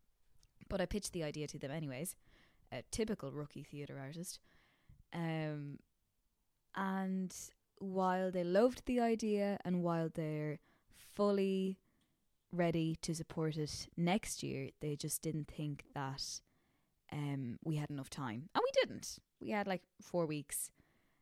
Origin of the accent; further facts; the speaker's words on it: Roscommon, Connacht, Ireland; my hometown